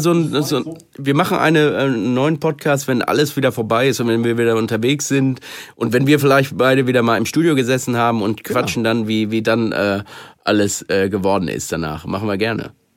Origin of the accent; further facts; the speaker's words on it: Germany; ich wieder zurück in Deutschland war und in meiner Heimat